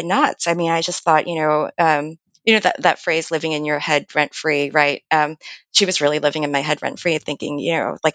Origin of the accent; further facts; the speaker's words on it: Lower Merion, Pennsylvania, United States; also born or lived in Philadelphia; I grew up outside of Philadelphia in Lower Merion. I was born at Hahnemann Hospital in Philadelphia